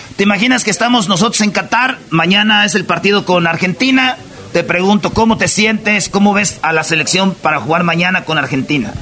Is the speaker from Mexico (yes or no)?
yes; Jiquilpan, Michoacán, Mexico; yo soy de Michoacán